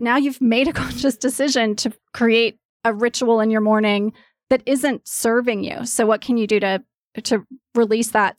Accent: East Coast, United States; now in Los Angeles, United States; I grew up on the East Coast. I live in L A now.

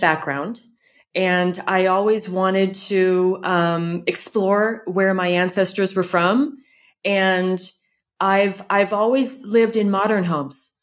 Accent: California, United States; moved away as an adult; now in France; I'm from California

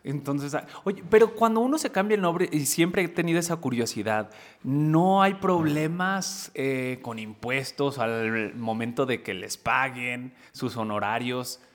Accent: United States; also born or lived in Tingüindín, Michoacán; yo crecí en los Estados Unidos

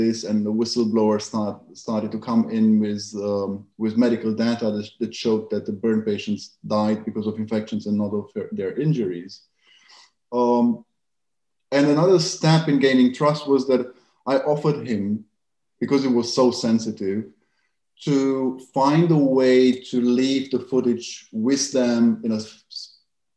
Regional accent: Germany; I grew up in Germany

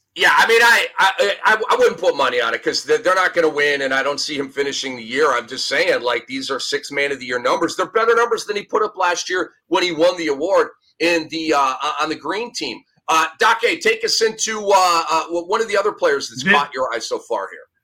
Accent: Minneapolis, Minnesota, United States; moved away; my old stomping grounds, my hometown of Minnesota in, in Minneapolis

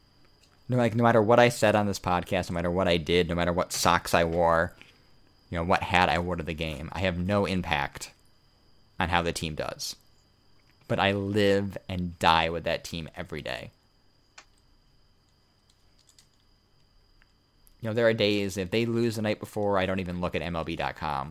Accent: United States; I'm an American

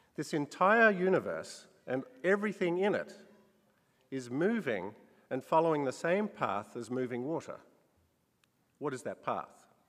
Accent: Australia; When I was a child growing up in Australia

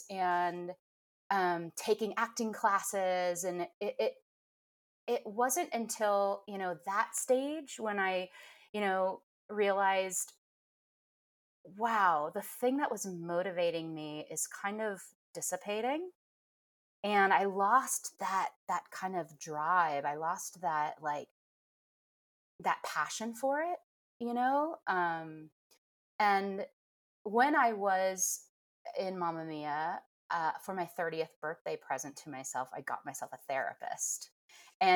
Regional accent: Midwest, United States; moved away; I grew up in the Midwest

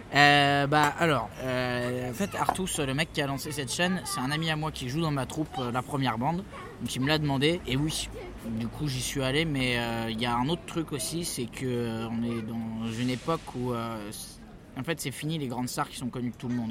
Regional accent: France; on est français, on n'est pas anglais

